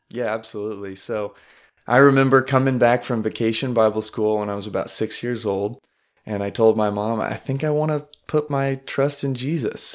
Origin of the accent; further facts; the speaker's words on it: Branson, Missouri, United States; I grew up in Branson